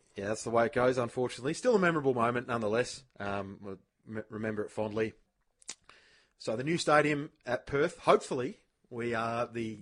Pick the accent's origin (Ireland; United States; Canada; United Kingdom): Ireland; now in Australia; an Irishman teaching Australian people how to play the game of AFL football